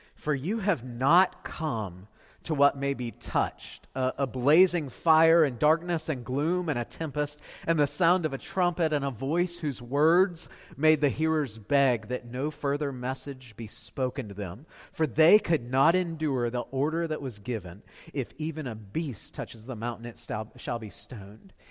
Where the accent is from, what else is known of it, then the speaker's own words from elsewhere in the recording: Beaufort, South Carolina, United States; I'm from Beaufort